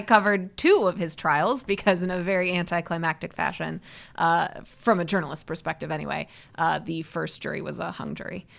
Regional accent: Midwest, United States; also born or lived in Seattle, Washington / Chicago; I grew up mostly in the Midwest

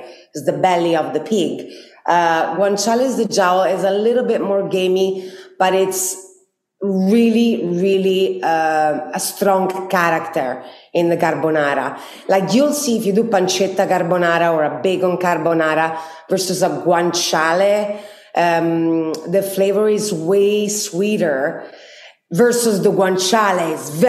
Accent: Rome, Lazio, Italy; born or raised there

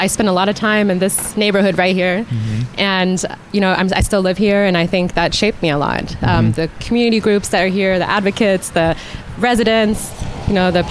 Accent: Germany; now in San Francisco, United States; I'm from Germany originally

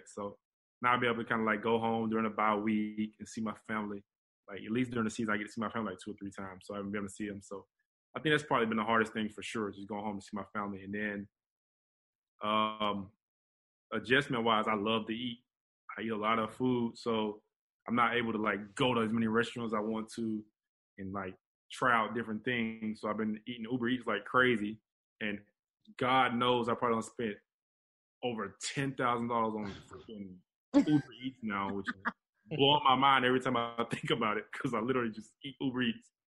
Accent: Atlanta, Georgia, United States; moved away as an adult; now in Houston, United States; we both from Atlanta

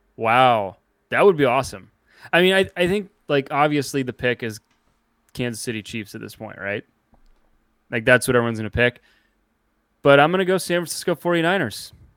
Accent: Canada; moved away; I am Canadian, and I don't live in Canada

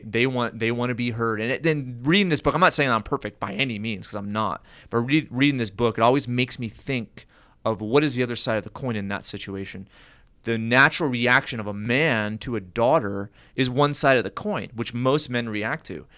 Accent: United States; growing up as an American

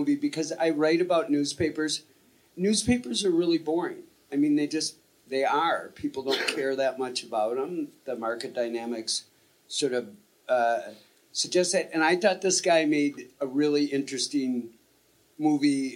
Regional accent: Midwest, United States; we're both from the Midwest

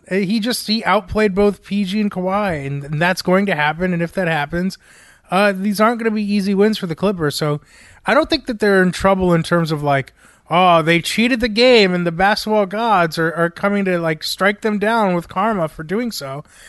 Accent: South Florida, United States; moved away; I, I grew up in South Florida

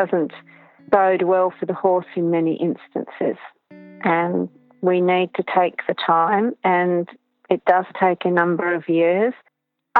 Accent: Tasmania, Australia; I was from Tasmania

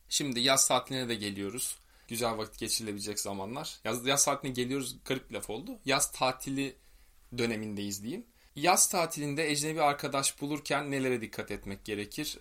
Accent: Turkey; moved away as an adult; also born or lived in Spain; ben de Türk'üm

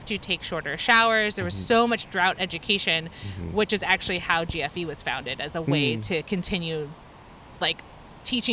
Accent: San Francisco, California, United States; I was born in Glen Park, and we moved to the Inner Sunset

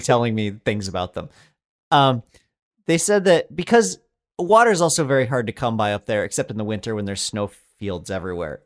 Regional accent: Colorado, United States; I grew up in Colorado

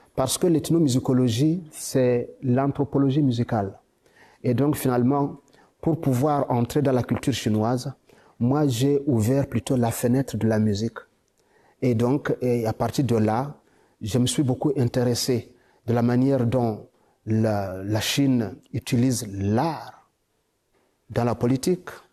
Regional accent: DR Congo; chez nous au Congo

